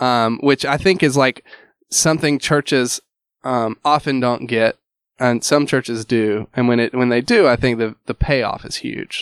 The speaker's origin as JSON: {"language": "English", "region": "Alabama", "country": "United States", "also_born_or_lived": "Louisville", "moved": "as an adult", "said": "I'm originally from Alabama"}